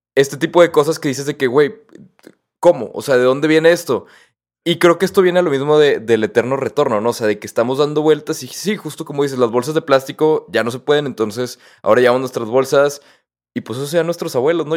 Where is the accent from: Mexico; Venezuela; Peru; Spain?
Mexico; yo nunca me había sentido tan mexicano